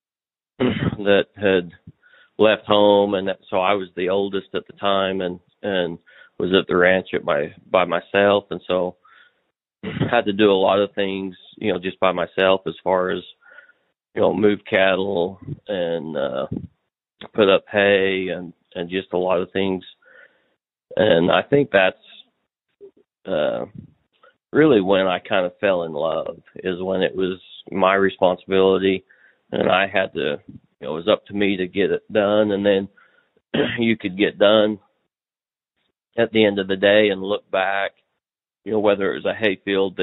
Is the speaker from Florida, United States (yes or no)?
no; Kanab, Utah, United States; now in Oklahoma, United States; I was raised in Kanab, Utah.